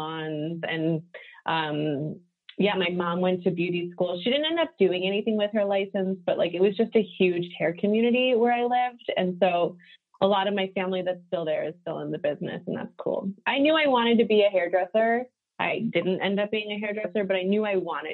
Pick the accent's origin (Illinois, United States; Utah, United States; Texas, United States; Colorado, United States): Illinois, United States; suburbs of Chicago; also born or lived in Solon, Ohio / Cupertino, California; And then in 95, I moved to the suburbs of Chicago. So I've been here the longest. So this is home